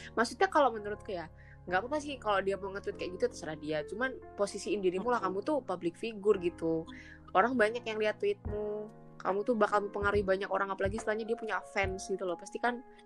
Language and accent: Indonesian; Java, Indonesia; aku ya orang Jawa